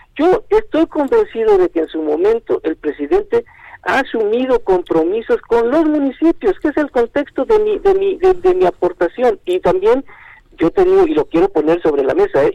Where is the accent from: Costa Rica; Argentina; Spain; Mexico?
Mexico; como ciudadano mexicano